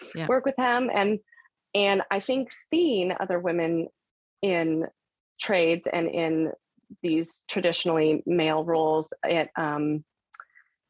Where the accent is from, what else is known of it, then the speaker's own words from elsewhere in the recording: California, United States; I'm from California